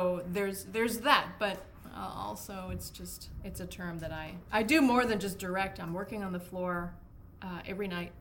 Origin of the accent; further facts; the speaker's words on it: Winnipeg, Manitoba, Canada; moved away as an adult; also born or lived in Spain / Australia; now in Seattle, United States; I've moved to Seattle from Winnipeg, which is my hometown